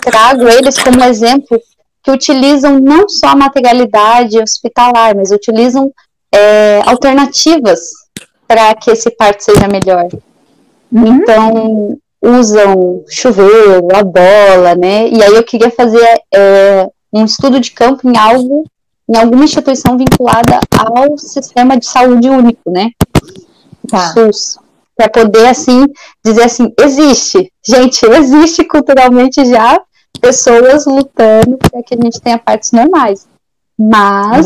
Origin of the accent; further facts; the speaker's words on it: Cuiabá, Mato Grosso, Brazil; moved away as an adult; now in Rio Grande do Sul, Brazil; eu sou cuiabana, nasci em Cuiabá e vim fazer a faculdade aqui no Rio Grande do Sul